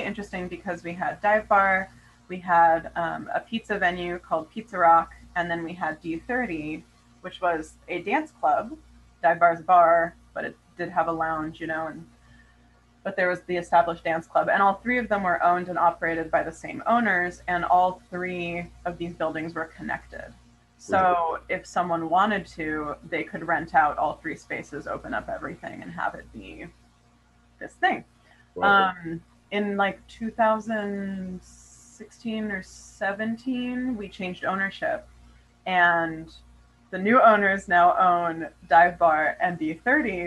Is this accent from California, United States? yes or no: yes; Yosemite National Park, California, United States; also born or lived in Hawaii; now in Sacramento, United States; I grew up in Yosemite National Park, and I'm really connected to like the Sierras